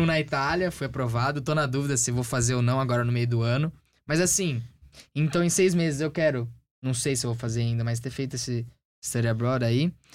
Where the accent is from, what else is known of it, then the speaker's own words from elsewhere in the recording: Brazil; moved away as an adult; now in United States; quando eu saí do Brasil lá em agosto do ano passado